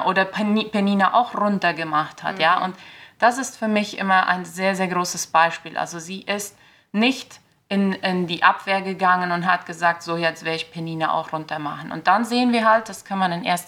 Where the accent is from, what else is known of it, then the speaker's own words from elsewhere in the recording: Filadelfia, Boquerón, Paraguay; Ich komme hier aus Philadelphia